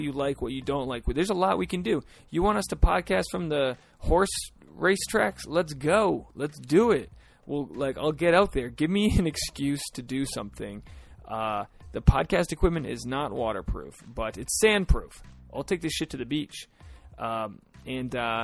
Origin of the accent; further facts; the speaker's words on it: United States; now in Los Angeles, United States; we're from like an hour away.